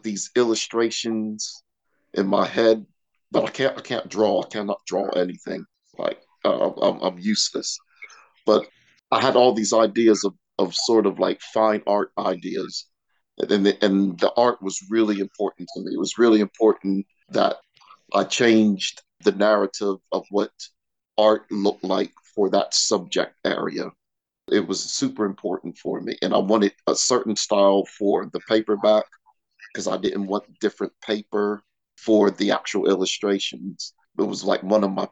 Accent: York, Pennsylvania, United States; moved away as an adult; also born or lived in Pittsburgh, Pennsylvania / Nottingham / Manchester; now in Peterborough, United Kingdom; I was born in Pittsburgh, Pennsylvania. I was raised in York, Pennsylvania.

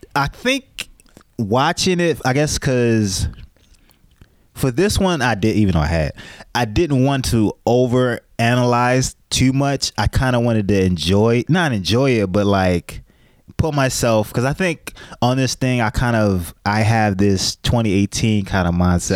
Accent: United States; We have, we have this American arrogance

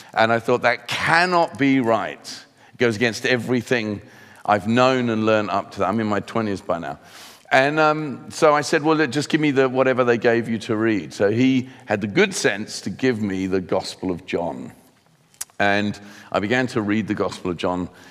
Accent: Sussex, South East England, United Kingdom; also born or lived in London / Hertfordshire / Cape Town, South Africa; Sussex is where I mainly grew up

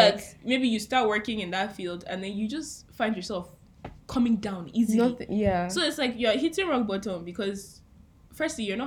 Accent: Nigeria; as a Nigerian

